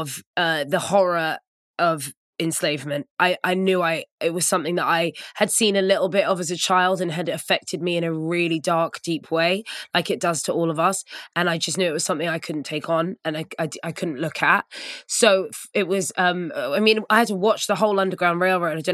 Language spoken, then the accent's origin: English; United Kingdom; being a mixed race person growing up in Britain